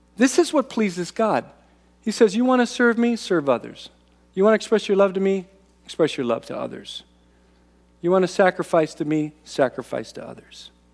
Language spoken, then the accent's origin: English; United States; American Christians